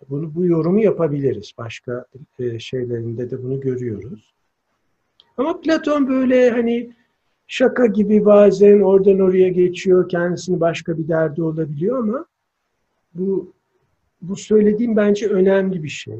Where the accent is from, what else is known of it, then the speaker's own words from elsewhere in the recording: İzmir, Turkey; now in Antalya, Turkey; Ben mesela İzmir Karşıyaka'da doğmuşum. 35 buçuk Karşıyaka'lıyız